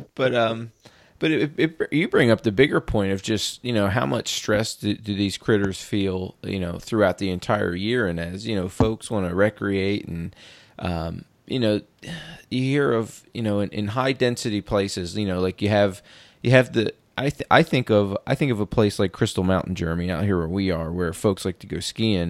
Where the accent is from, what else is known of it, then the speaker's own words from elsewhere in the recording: East Coast, United States; moved away as an adult; also born or lived in West Point, New York; now in Washington, United States; I'm from the East Coast and just moved out here from, uh, West Point, New York, uh, two years ago